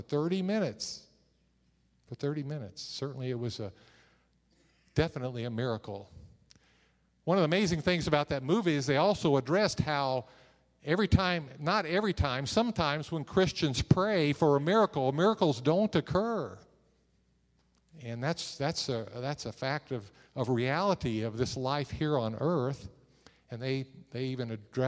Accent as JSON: {"language": "English", "region": "Missouri", "country": "United States", "said": "I'm from Missouri."}